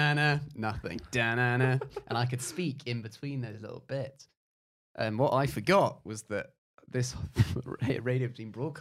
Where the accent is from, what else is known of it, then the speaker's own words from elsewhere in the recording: London, United Kingdom; I'm from Notting Hill